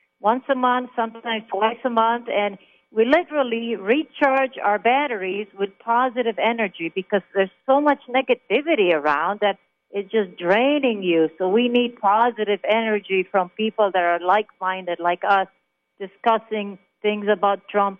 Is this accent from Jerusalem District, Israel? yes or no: yes; Jerusalem, Jerusalem District, Israel; English is a second language; moved away as an adult; also born or lived in Germany; now in Tucson, United States; I'm originally from Israel. So I was born in Israel. I was born in Jerusalem on Christmas Day